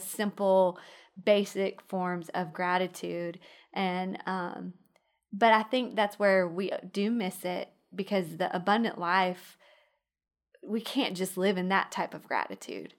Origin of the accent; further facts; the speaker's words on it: Midland, Texas, United States; moved away as an adult; now in Alabama, United States; I grew up in Midland